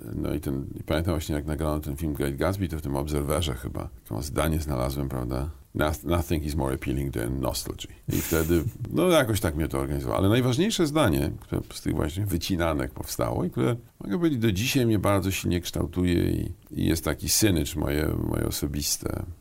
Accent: Mikołajki, Warmian-Masurian Voivodeship, Poland; moved away as an adult; also born or lived in Mrągowo / Olsztyn / Warsaw; ja jestem chłopak z Mazur, a to znaczy Mikołajki Mrągowolsztyn, to jest takie mm -hmm. moje kurikulum e, szkolne

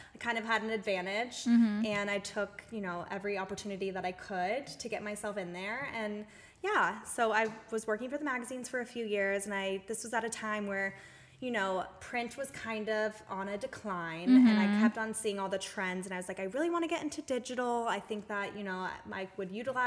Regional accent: Las Vegas, Nevada, United States; moved away as an adult; also born or lived in Santa Barbara / Long Beach; I was born and raised in Las Vegas, and I left after high school and went to college in Santa Barbara

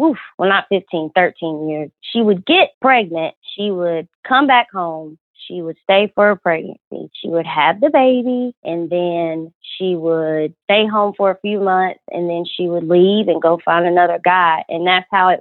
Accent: Georgia, United States; I'm from Georgia

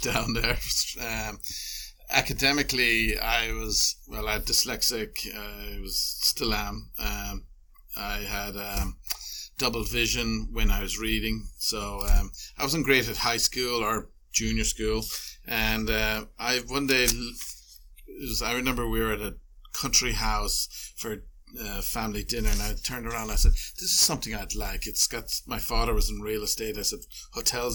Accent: Ireland; also born or lived in London / Chicago / San Diego; now in San Francisco, United States; I grew up in Ireland.

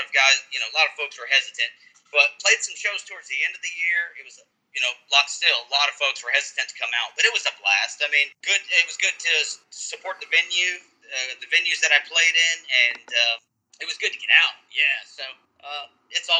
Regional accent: Charlotte, North Carolina, United States; moved away as an adult; now in Louisville, United States; I'm from Charlotte, Concord area

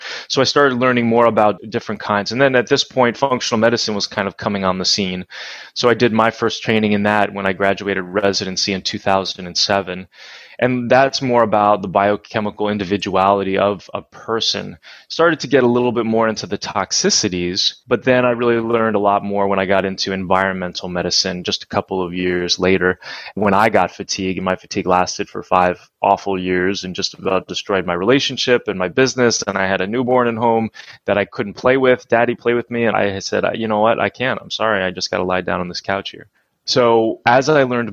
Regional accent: New Jersey, United States; I grew up in New Jersey

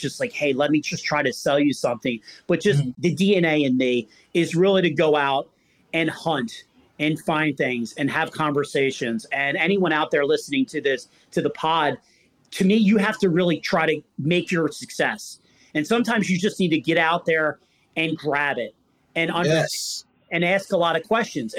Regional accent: Philadelphia, Pennsylvania, United States; I'm from Philadelphia

